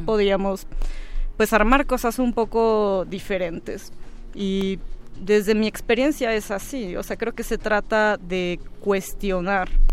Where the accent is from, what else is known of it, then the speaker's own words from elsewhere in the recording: Oaxaca, Mexico; moved away as an adult; now in Mexico City, Mexico; yo soy de Oaxaca